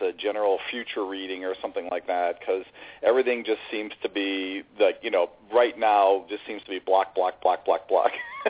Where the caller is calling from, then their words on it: San Mateo, California, United States; I'm calling from San Mateo, California.